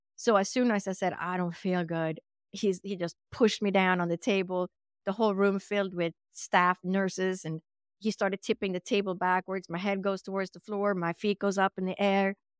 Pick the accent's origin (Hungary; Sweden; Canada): Sweden; English is a second language; moved away; I was actually born and raised in Sweden, which is in Scandinavia or Northern Europe.